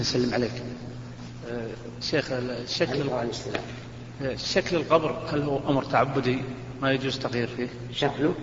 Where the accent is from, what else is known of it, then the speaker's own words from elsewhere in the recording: Kuwait; عندنا بالكويت